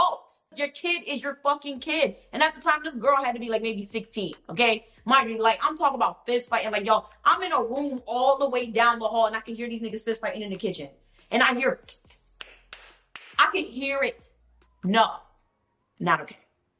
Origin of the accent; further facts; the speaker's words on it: United States; I'm from America